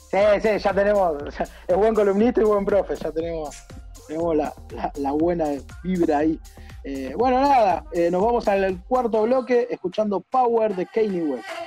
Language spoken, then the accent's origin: Spanish; Argentina; Yo como argentino competitivo que soy